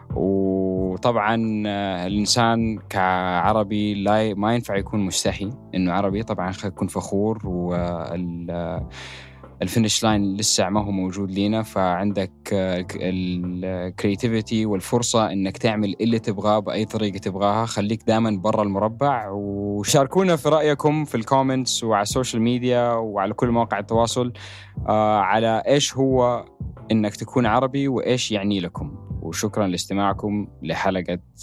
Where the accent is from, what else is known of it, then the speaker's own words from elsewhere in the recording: Jeddah, Makkah Province, Saudi Arabia; جده البلده اللي انا تربيت يعني المنطقه اللي انا تربيت فيها في السعوديه جده